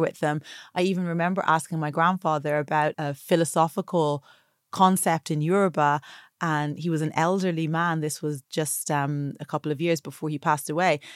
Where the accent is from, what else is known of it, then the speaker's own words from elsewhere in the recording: Dublin, Leinster, Ireland; also born or lived in Atlanta, Georgia, United States; the beauty culture and attitudes about bodies that I grew up with in Ireland